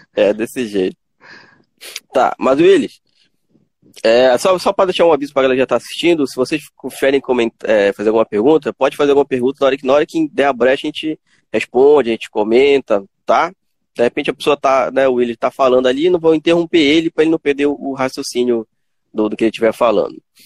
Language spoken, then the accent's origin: Portuguese; Tucuruí, Pará, Brazil; Já eu sou do Pará, cidade de Tucuruí